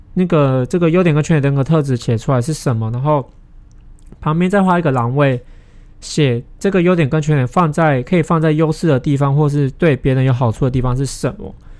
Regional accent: Taiwan; 可能我是台湾人

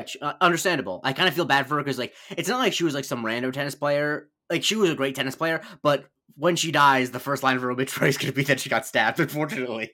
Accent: Florida, United States; I grew up in Florida

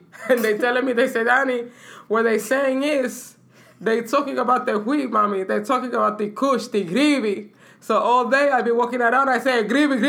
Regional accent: New York City, New York, United States; Where you from? I'm from the Bronx.

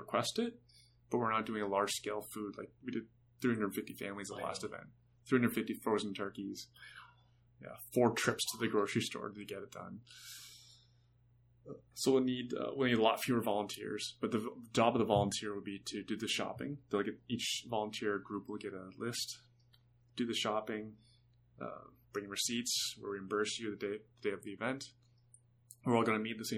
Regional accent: Canada; We're all Canadian

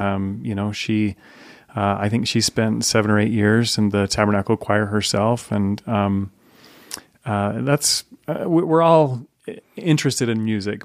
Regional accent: Layton, Utah, United States; So I grew up in Layton. Um, so I'm Davis County boy

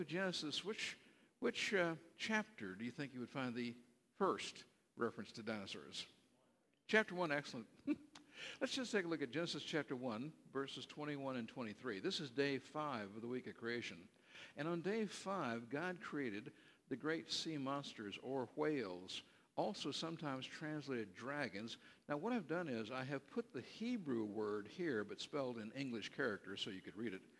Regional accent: Berkeley, California, United States; I was born out in California, raised on the campus at Cal Berkeley

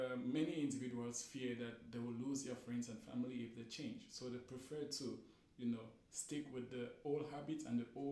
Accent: Cameroon; now in Istanbul, Turkey; I'm from Cameroon.

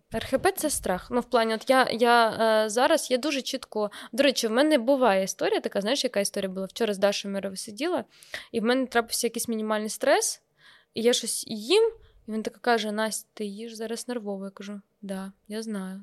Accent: Kremenchuk, Poltava Oblast, Ukraine; now in Kyiv, Ukraine; я приїхала в Кремінчук

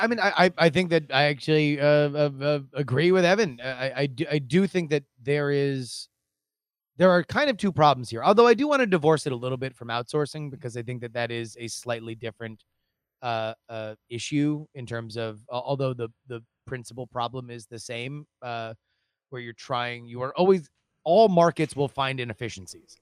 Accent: South Florida, United States; growing up in South Florida

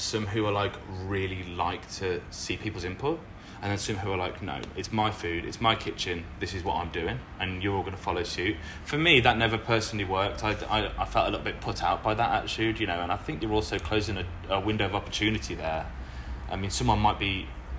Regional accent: Lichfield, West Midlands, United Kingdom; moved away as an adult; now in Melbourne, Australia; I grew up just outside of Birmingham in the UK in a little city called Lichfield

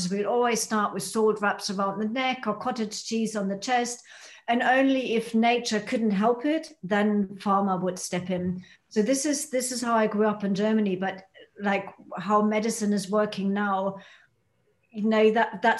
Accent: United Kingdom; by being a Brit, that's how you help people step into their power

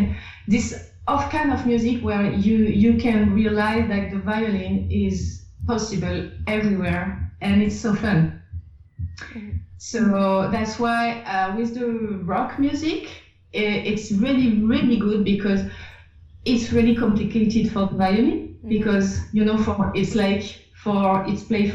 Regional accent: France; accent: French; English is a second language; my French accent

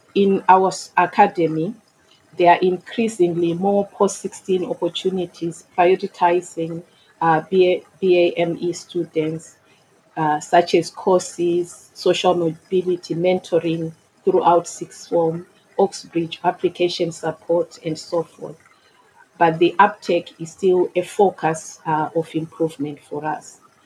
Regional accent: Mutare, Manicaland, Zimbabwe; moved away as an adult; now in Bromley, United Kingdom; I was born and educated in Zimbabwe. I immigrated to the UK in 2002

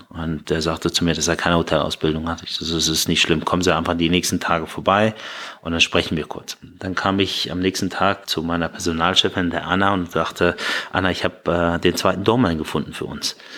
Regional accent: Hanover, Lower Saxony, Germany; also born or lived in Iran / Berlin / Bahrain; now in Munich, Germany; wenn ich mir eine Heimat aussuchen müsste und mich jetzt festlegen, ist da, wo ich groß geworden bin. Das ist äh, in Hannover

